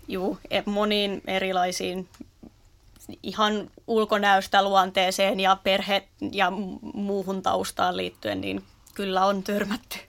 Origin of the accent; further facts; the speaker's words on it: Naantali, Southwest Finland, Finland; alun perin tuosta Naantalista aivan Turun vierestä